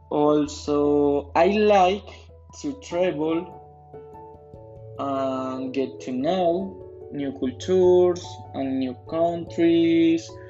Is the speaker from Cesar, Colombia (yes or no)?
no; Funza, Cundinamarca, Colombia; English is a second language; I am 28 years old. I was born in Funza, Cundinamarca on October 24, 1992. I live in a neighborhood called in Mallorca Reserves.